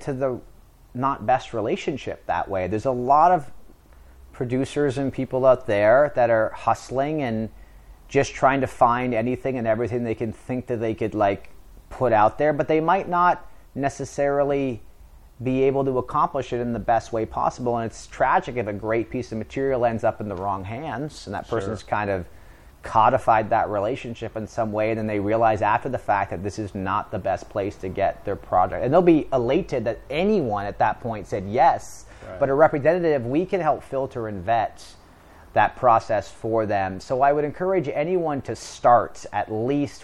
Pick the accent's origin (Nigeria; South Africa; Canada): Canada; moved away as an adult; now in Los Angeles, United States; I'm from Canada.